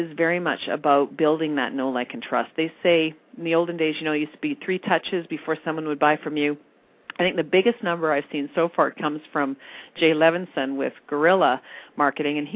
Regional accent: Red Deer, Alberta, Canada; now in Calgary, Canada; I do have a tie to Red Deer. That's my hometown

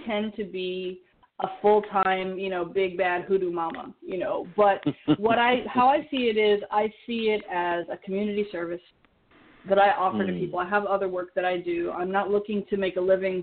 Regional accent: Oakland, California, United States; moved away as an adult; also born or lived in Los Angeles; I grew up in the Bay Area, born in Oakland, raised there

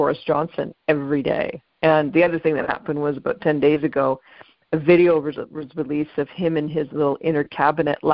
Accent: Canada; now in United Kingdom; our country is only 150, 60 years old.

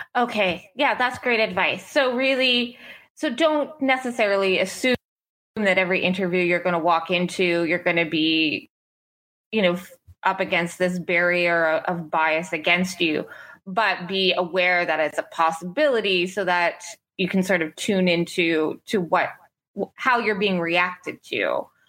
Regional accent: Cole Harbour, Nova Scotia, Canada; Cole Harbor, my hometown

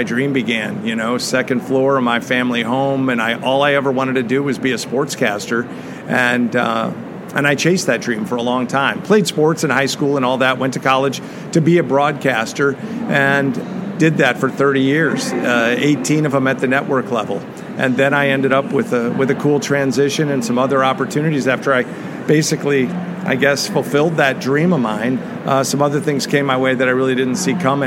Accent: Chicago, Illinois, United States; moved away; to be in Chicago. First off, it's my hometown

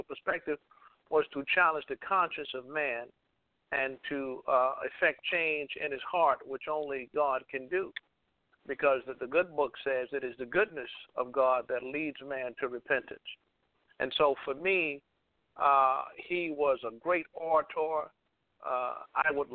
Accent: Chicago, Illinois, United States; moved away as an adult; I'm actually from Chicago. I spent the first 27 years of my life in Chicago, born in 1957.

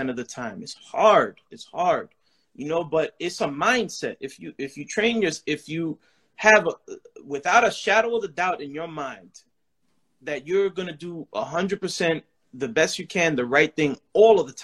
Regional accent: New York City, New York, United States; moved away; I'm from the Bronx, New York. BX, stand up

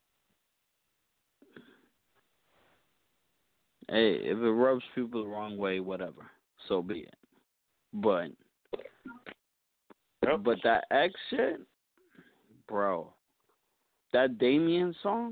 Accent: New York, United States; I grew up in New York

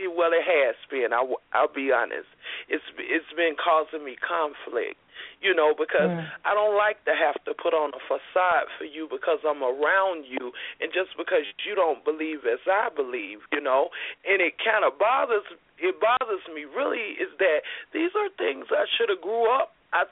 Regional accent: Alabama, United States; I'm from Alabama.

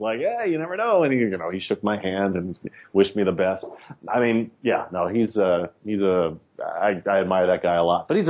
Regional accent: Texas, United States; now in New York City, United States; I grew up in Texas. I moved to New York City.

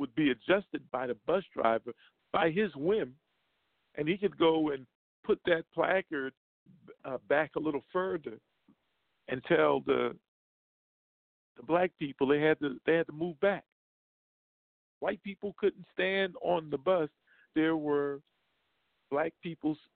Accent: the Jim Crow South, United States; I grew up in the Jim Crow South

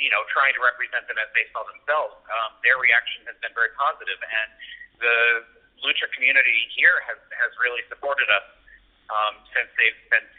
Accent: Stamford, Connecticut, United States; I grew up in Stamford, Connecticut, or around Stamford, Connecticut, where WWE has the headquarters

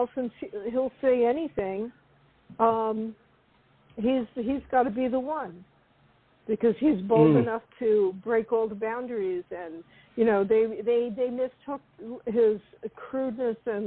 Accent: New York, United States; I'm from New York

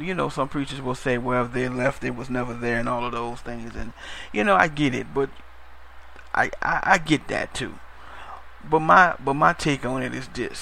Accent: New Orleans, Louisiana, United States; I'm from New Orleans myself, Louisiana

